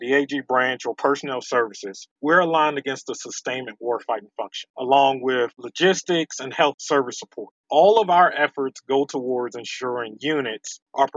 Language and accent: English; Baltimore, Maryland, United States; moved away as an adult; I'm from Baltimore, Maryland, home of amazing seafood and, of course, the Baltimore Ravens. Grew up in Baltimore my entire life